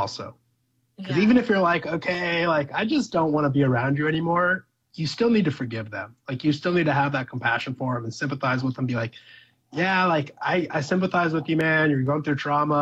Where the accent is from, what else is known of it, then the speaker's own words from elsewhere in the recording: Ireland; I'm Irish